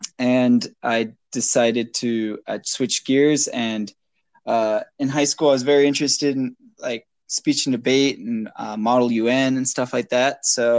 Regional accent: Maine, United States; now in Japan; I'm also, as you said, I'm from the US of A, and I'm from Maine.

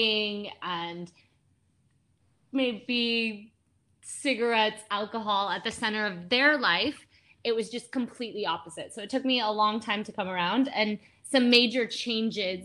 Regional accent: United States; moved away as an adult; now in India; I'm from the States

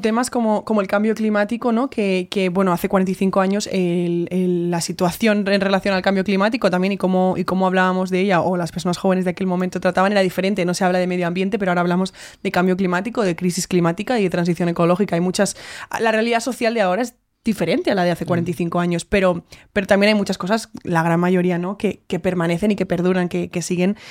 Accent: Spain; nosotras como españolas

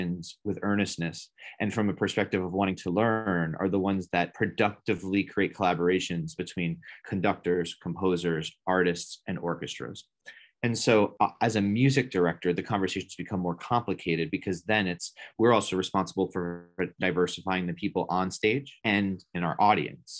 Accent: 5 minutes outside of New York City, United States; moved away as an adult; also born or lived in Washington, D.C.; I grew up 5 minutes outside of New York City, one of the most diverse places in the world

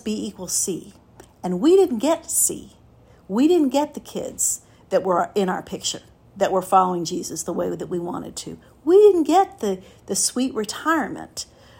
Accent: Miami, Florida, United States; Raised, born and raised in Miami

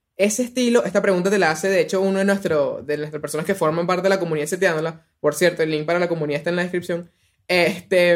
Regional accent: Venezuela

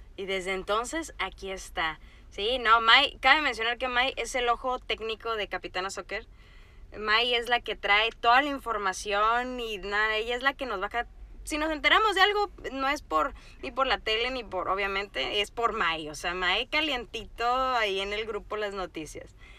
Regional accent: Sinaloa, Mexico; Yo soy de Sinaloa, entonces mi familia es muy beisbolera.

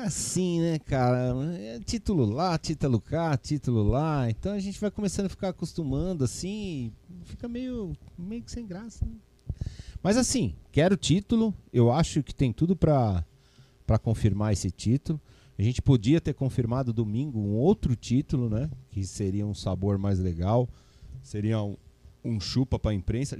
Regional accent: São Paulo, Brazil; also born or lived in Piraju / Ribeirão Claro / Chavantes; E eu sou aqui da Avenida Pompeia

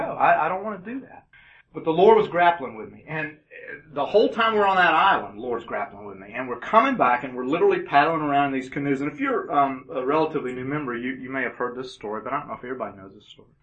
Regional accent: Augusta, Georgia, United States; also born or lived in Birmingham, Alabama / Chatsworth, Georgia / Lawrenceville, Georgia / Roswell, Georgia; At age four, we moved to Augusta, Georgia, and that became home

